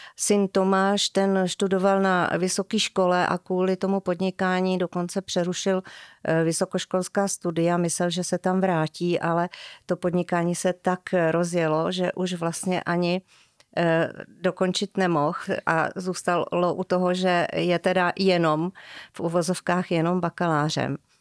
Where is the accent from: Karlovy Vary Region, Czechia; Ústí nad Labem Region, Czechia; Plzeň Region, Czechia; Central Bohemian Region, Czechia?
Central Bohemian Region, Czechia; Dobříš; moved away as an adult; now in Čimelice, Czech Republic; Já jsem se narodila na Dobříši